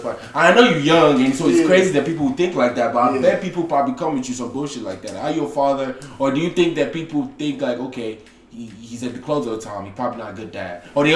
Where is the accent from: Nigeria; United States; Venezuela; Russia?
Nigeria; Lagos; Yeah, I'm from Lagos.